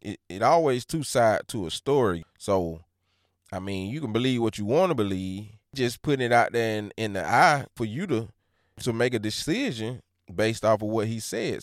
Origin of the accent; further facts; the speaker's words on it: Georgia, United States; I'm from Georgia